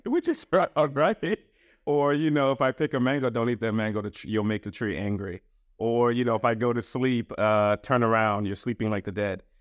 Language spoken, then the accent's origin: English; Trinidad & Tobago; moved away; also born or lived in Queens, New York, United States; I was born in the United States. My parents are from the Caribbean, uh, from Trinidad, and I was sent back